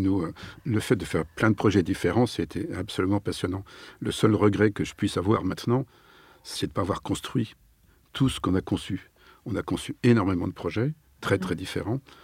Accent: Nantes, Pays de la Loire, France; moved away as an adult; also born or lived in Paris; Je suis nantais. Ah. Et euh, j'ai fait toutes mes études secondaires à Nantes

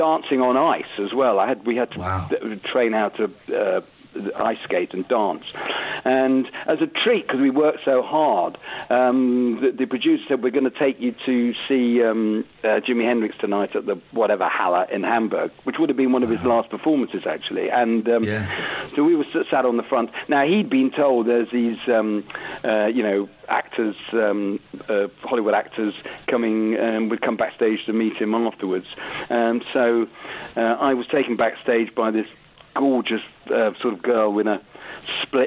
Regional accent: Southport, North West England, United Kingdom; I'm northern. I'm from Southport

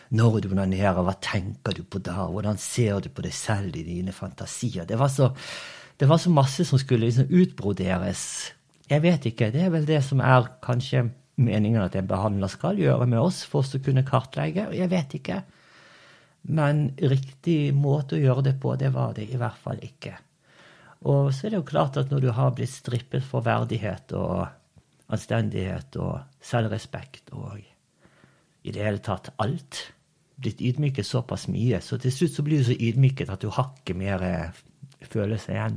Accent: Os, Vestland, Norway; born or raised there; moved away as an adult; also born or lived in Brazil / Bergen / Indonesia / Turkey; now in Spain

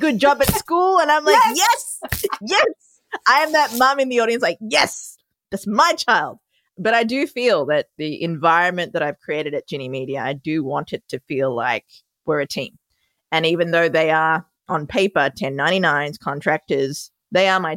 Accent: Melbourne, Victoria, Australia; moved away as an adult; also born or lived in Sri Lanka; now in New York City, United States; I was born in Sri Lanka, moved to Australia when I was 2. That's where my adorable accent comes from. And now I live in New York City.

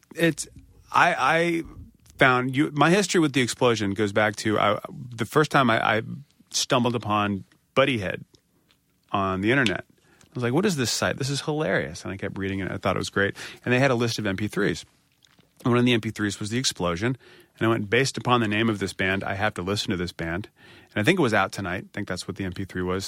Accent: United States; I'm an American

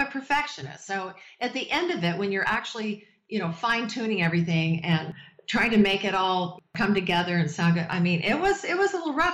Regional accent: Las Vegas, Nevada, United States; I was born in Vegas

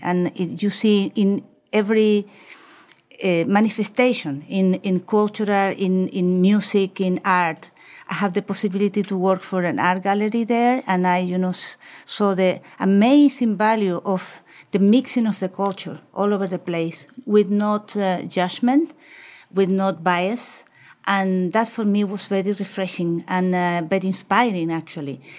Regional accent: Chile; also born or lived in Amsterdam, Netherlands; I was grow up in, in Chile. I was born in Chile.

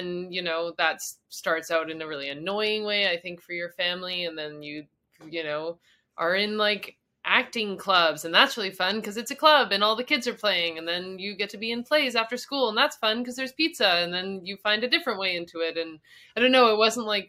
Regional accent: Canada; moved away as an adult; also born or lived in Montreal, Canada; I'm like a Canadian

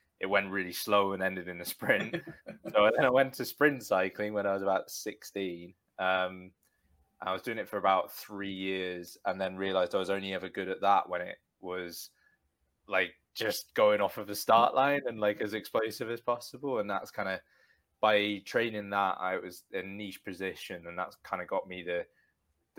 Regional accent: Bedfordshire, East of England, United Kingdom; Stotfold, which is near where I grew up in Bedfordshire

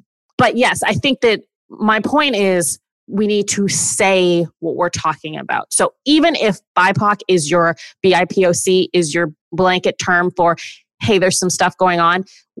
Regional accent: Canada; I'm Canadian

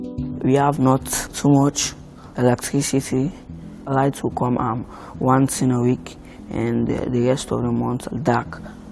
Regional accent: Sierra Leone; I'm from Sierra Leone.

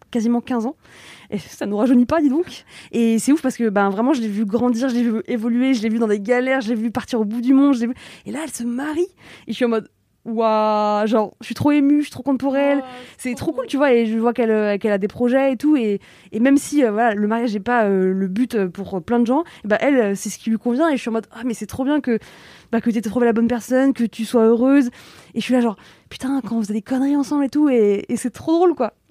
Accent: Paris, Île-de-France, France; en tant que parisienne

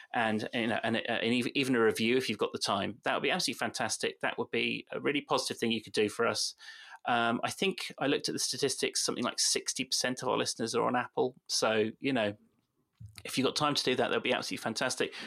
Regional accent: West Country, South West England, United Kingdom; accent: West Country; My West Country accent mm. does come on a bit

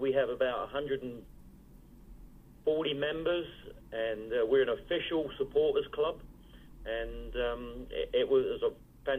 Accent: London, United Kingdom; now in Addison, Texas, United States; I was born in Hammersmith

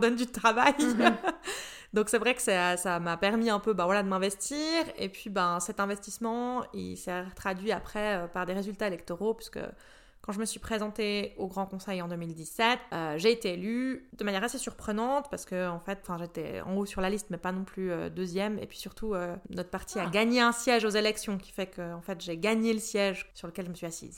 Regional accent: Bussigny, Vaud, Switzerland; now in Prilly, Switzerland; j'ai commencé en étant conseillère communale dans l'endroit où j'ai grandi, à Bussigny

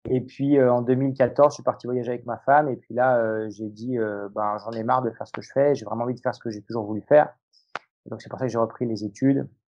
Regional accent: Lyon, Auvergne-Rhône-Alpes, France; Moi, je suis lyonnais.

